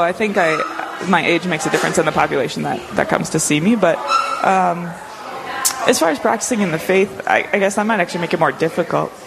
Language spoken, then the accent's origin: English; Grafton, North Dakota, United States; also born or lived in Moorhead, Minnesota / Grand Forks, North Dakota; now in Dickinson, United States; I was born and raised in North Dakota. I'm a North Dakota girl, born and raised in Grafton, uh, which is about 40 miles north of Grand Forks